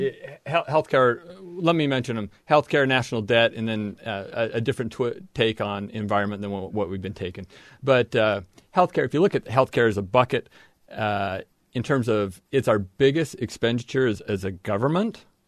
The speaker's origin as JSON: {"language": "English", "region": "southern Idaho", "country": "United States", "tie": "born or raised there", "moved": "as an adult", "lives_now": "Logan, Utah, United States", "said": "I grew up in southern Idaho"}